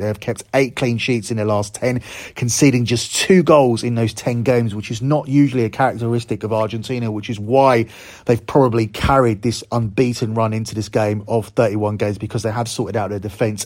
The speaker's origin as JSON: {"language": "English", "country": "United Kingdom", "said": "as a Brit"}